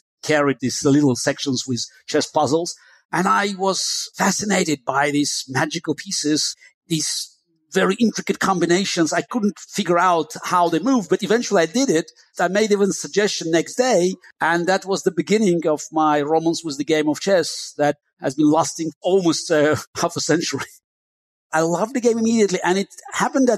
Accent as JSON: {"language": "English", "town": "Baku", "country": "Azerbaijan", "tie": "born or raised there", "also_born_or_lived": "Moscow, Russia", "first_language": "Russian", "second_language": "English", "moved": "yes", "said": "I grew up in Baku, which was a multicultural city. You may call it the southern outpost of Russian Empire. So that's why my native tongue was Russian."}